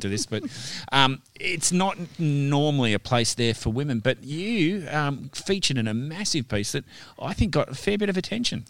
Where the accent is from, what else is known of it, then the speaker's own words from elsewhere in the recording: Western Australia, Australia; we're Western Australian